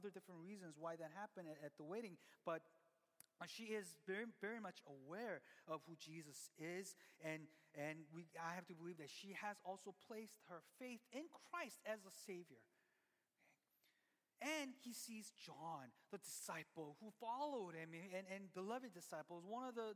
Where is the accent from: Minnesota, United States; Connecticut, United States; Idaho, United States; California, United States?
California, United States; Glendale; I grew up in Glendale, and my church was in K-Town